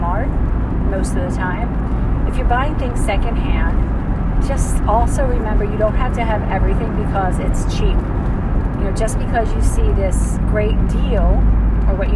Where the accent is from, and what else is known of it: United States; also born or lived in Georgia